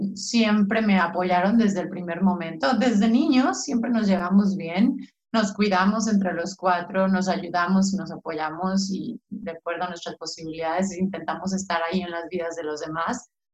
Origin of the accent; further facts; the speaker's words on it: San Miguel de Allende, Guanajuato, Mexico; moved away as an adult; also born or lived in Mexico City; aquí en provincia, eh, soy guanajuatense